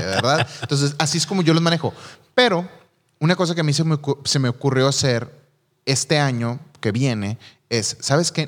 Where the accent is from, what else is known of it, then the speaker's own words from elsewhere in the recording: Mexico; yo como mexicano